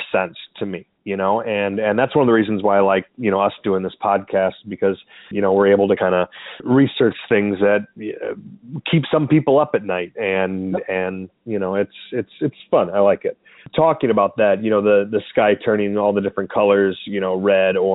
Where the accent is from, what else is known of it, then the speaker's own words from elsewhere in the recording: Oklahoma, United States; now in Chicago, United States; I grew up in Oklahoma